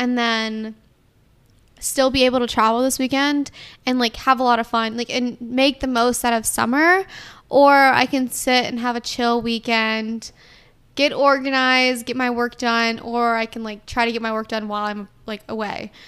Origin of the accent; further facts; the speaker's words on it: Atlanta, Georgia, United States; I'm from Atlanta